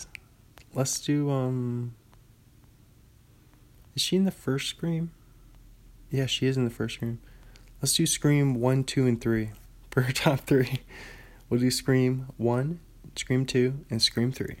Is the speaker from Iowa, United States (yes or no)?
no; Bothell, Washington, United States; moved away as an adult; now in Pullman, United States; my hometown, Bothell, Washington